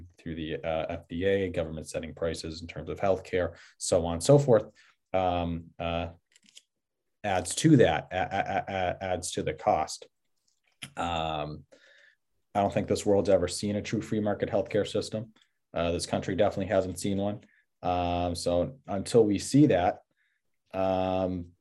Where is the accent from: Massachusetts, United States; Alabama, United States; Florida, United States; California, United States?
Massachusetts, United States; moved away as an adult; now in New Hampshire, United States; I grew up in Massachusetts